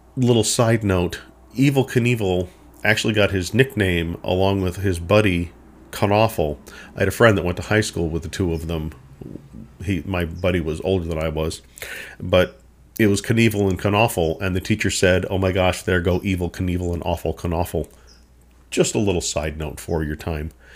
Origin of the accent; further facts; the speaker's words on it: McGregor, Minnesota, United States; I grew up in Minnesota